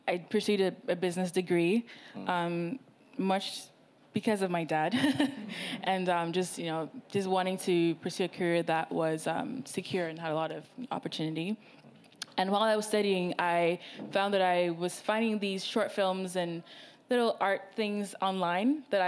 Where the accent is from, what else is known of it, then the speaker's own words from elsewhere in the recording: Ghana; I'm Ghanaian